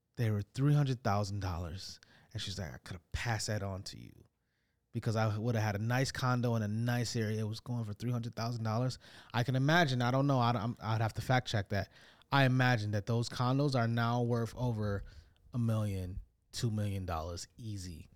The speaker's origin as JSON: {"language": "English", "town": "Detroit", "region": "Michigan", "country": "United States", "tie": "born or raised there", "moved": "yes", "lives_now": "Toronto, Canada", "said": "growing up in Detroit"}